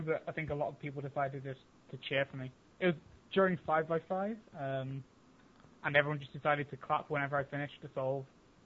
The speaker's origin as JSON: {"language": "English", "country": "United Kingdom"}